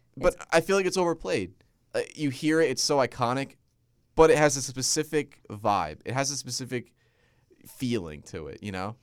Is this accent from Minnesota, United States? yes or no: no; New Jersey, United States; my home state of Jersey